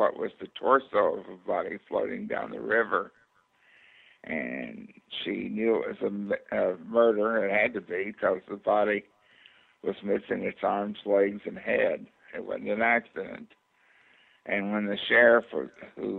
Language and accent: English; Kentucky, United States; also born or lived in Virginia; I was born in Virginia, but raised in Kentucky